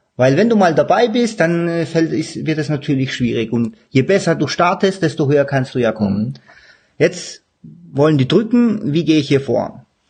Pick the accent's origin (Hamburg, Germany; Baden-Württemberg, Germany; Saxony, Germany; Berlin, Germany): Baden-Württemberg, Germany; Stuttgart area; ich komme ja aus dem Stuttgarter Raum, bei uns sagt man nicht gelobt